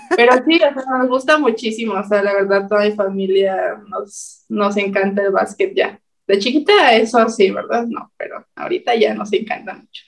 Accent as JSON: {"language": "Spanish", "region": "State of Mexico", "country": "Mexico", "tie": "born or raised there", "moved": "yes", "lives_now": "Monterrey, Mexico", "said": "yo soy del Estado de México"}